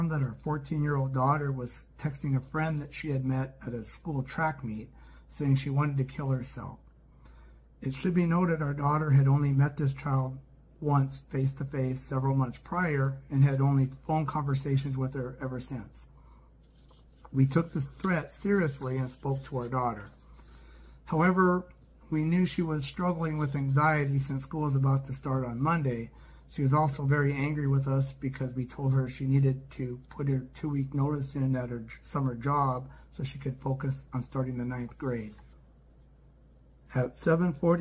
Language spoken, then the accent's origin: English; Glasgow, Montana, United States; also born or lived in Okinawa, Japan; I was born in Glasgow, Montana, and have lived in Montana much of my life